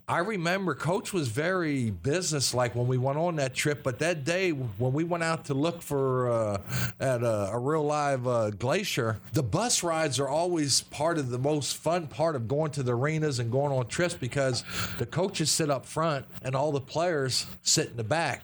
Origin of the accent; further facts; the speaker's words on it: Lebanon, Pennsylvania, United States; moved away as an adult; now in Kentucky, United States; growing up in Lebanon, Pennsylvania was uh, was a wonderful time, and I look back on it and uh, uh, just very fortunate that I had the supporting cast that I had, the people from my hometown